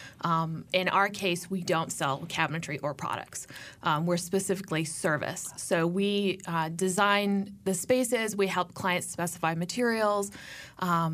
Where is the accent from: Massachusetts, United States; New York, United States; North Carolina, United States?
North Carolina, United States; Chapel Hill; also born or lived in Chicago; We moved here when I was about six to Chapel Hill. So I grew up here.